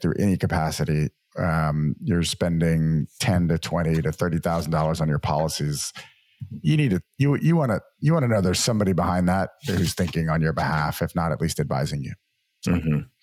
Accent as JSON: {"language": "English", "town": "New Orleans", "region": "Louisiana", "country": "United States", "tie": "born or raised there", "also_born_or_lived": "Massachusetts / San Francisco", "moved": "as an adult", "said": "Grew up in the great state of Louisiana and the wonderful city of New Orleans."}